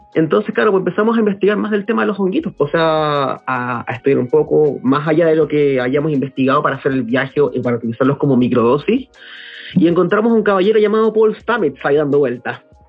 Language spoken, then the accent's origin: Spanish; Santiago, Santiago Metropolitan Region, Chile; nací y crecí en Santiago de la, de la región metropolitana